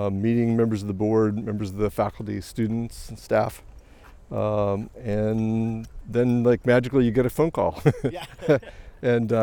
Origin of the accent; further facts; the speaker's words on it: American Midwest, United States; also born or lived in Montreal, Canada; now in London, Canada; I grew up in the American Midwest